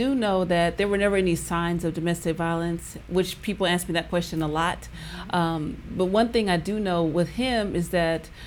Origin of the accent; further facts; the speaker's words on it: Oakland, California, United States; moved away as an adult; also born or lived in Washington, D.C.; I grew up in Oakland, California